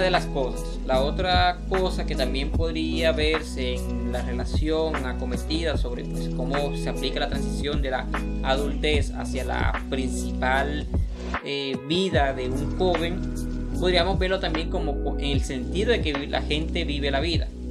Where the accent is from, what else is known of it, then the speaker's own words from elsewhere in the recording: Colombia; nos compone a nosotros como colombianos